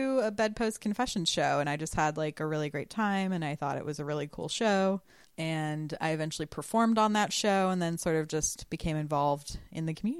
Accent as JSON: {"language": "English", "region": "Florida", "country": "United States", "tie": "born or raised there", "also_born_or_lived": "Canada", "said": "I grew up in a pretty all right town in Florida."}